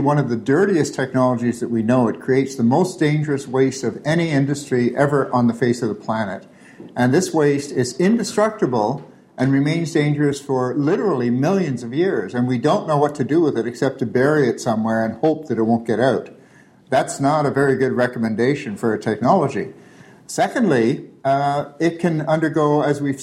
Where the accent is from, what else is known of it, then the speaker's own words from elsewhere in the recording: Toronto, Ontario, Canada; I grew up here in Toronto